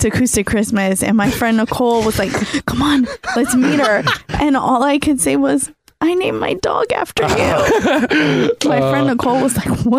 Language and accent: English; United States; As an American